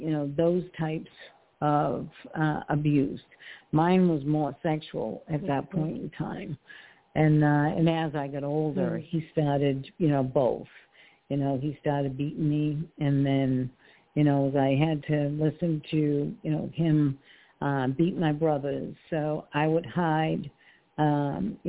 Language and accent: English; Massachusetts, United States; moved away as an adult; now in Port Richey, United States; So I actually moved down to Florida. I'm originally from Massachusetts